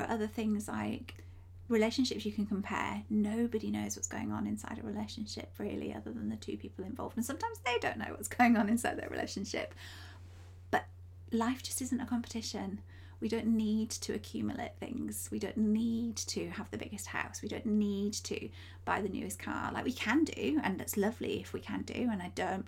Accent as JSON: {"language": "English", "region": "Yorkshire and the Humber", "country": "United Kingdom", "said": "I come from Yorkshire. You probably can hear it in my accent"}